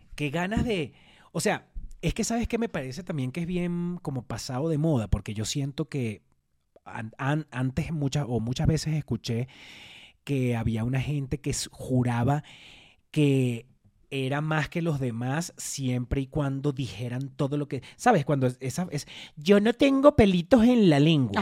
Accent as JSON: {"language": "Spanish", "country": "Venezuela", "moved": "yes", "lives_now": "Mexico", "said": "somos además dos venezolanos"}